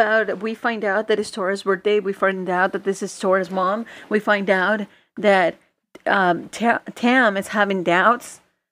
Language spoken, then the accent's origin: English; Mexico; moved away; back in the day when I was growing up in Mexico